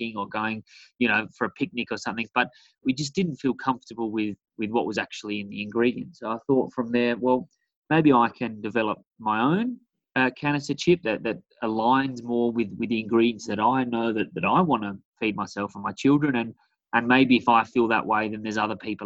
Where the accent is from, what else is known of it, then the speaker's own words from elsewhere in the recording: South Australia, Australia; moved away; I'm from a small beachside town in South Australia.